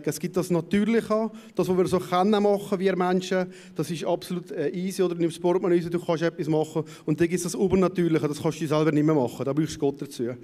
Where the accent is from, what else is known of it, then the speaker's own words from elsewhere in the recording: Raron, Valais, Switzerland; vom Wallis, wir sind von Raro